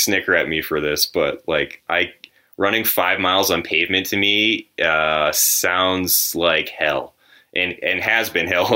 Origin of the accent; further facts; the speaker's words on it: New England, United States; now in Colorado, United States; I grew up in the Northeast area, the New England area